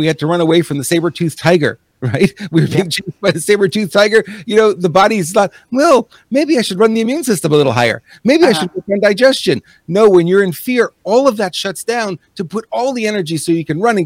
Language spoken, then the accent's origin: English; New York, United States; first language English; moved away; also born or lived in Montreal; I'm an English-speaking guy, born in New York.